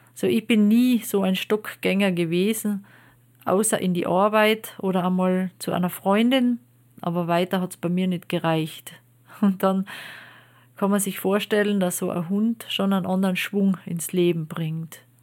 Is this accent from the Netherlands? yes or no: no; Austria; Bei uns in Österreich